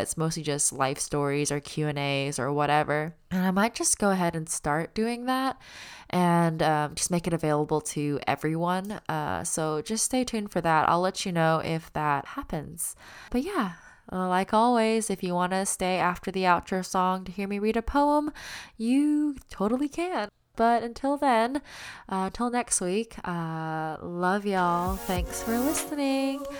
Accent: Auburn, Alabama, United States; moved away as an adult; also born or lived in Los Angeles; I was born and raised in Auburn

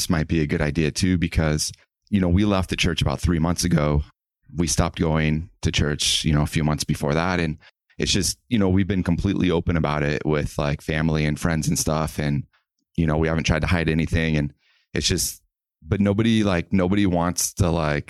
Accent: Missouri, United States; Yeah, I grew up in Missouri.

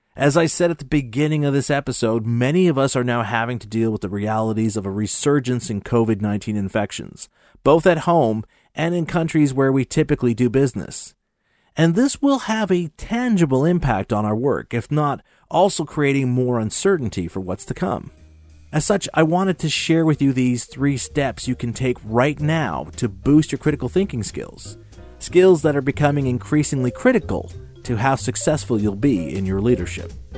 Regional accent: Montreal, Quebec, Canada; my hometown Montreal

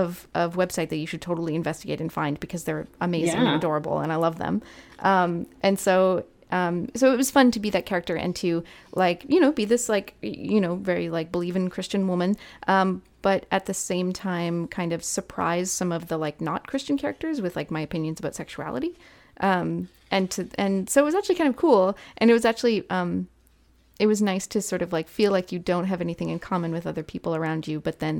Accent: Canada; I don't live in like the southern United States, right? I'm Canadian

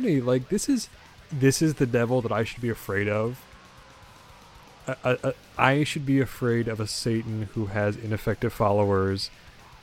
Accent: United States; I'm an American

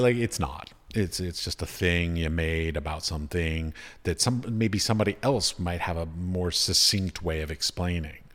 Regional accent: United States; moved away; also born or lived in United Arab Emirates; Growing up in America, being taught in America

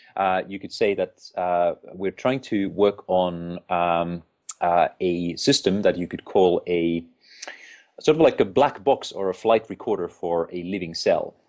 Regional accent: Finland; moved away as an adult; now in United Kingdom; I'm originally from Finland

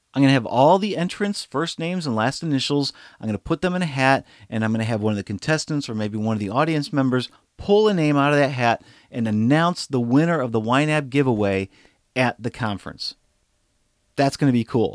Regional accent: St. Louis, Missouri, United States; my hometown. It's actually here in Saint Louis

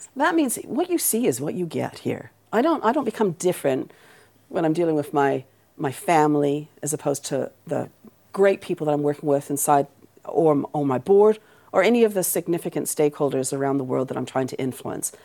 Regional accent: Canada; accent: Canadian; moved away; also born or lived in Aberdeen, Scotland / New Zealand; I was born in Aberdeen and I was raised in Canada, which is the accent.

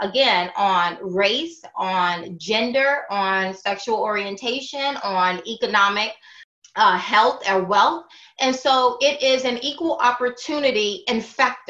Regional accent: Southern Alabama, United States; growing up in the Deep South off a pig farm in Southern Alabama

